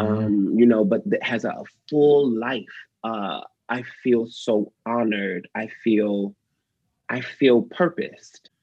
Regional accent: Detroit, Michigan, United States; moved away; I grew up in Detroit.

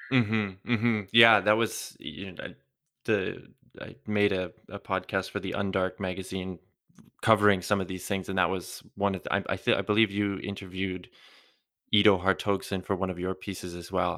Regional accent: Canada; now in Europe; I come from Canada, I live in Europe now

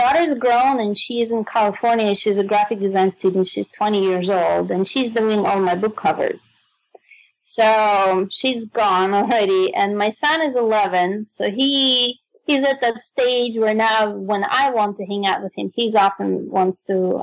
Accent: Moscow, Russia; English is a second language; moved away; I'm from Moscow, Russia

